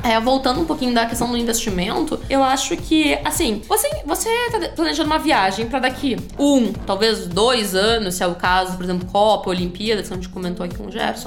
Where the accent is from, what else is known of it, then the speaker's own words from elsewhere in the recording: Rio Grande do Sul, Brazil; eu sou do Rio Grande do Sul